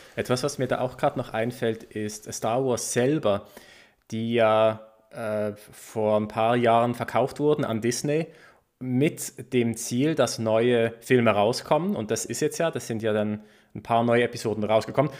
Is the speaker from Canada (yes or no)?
no; Basel, Basel-Stadt, Switzerland; es gab so einen Comicbuchladen bei uns in Basel